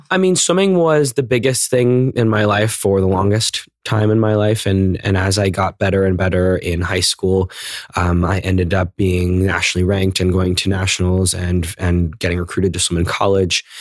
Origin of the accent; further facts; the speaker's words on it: McLean, Virginia, United States; I grew up in McLean, Virginia, which is right outside of D C